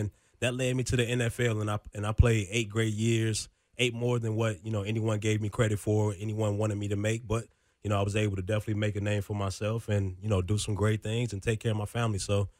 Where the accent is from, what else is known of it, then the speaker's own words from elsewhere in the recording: Chicago, Illinois, United States; I grew up in Chicago.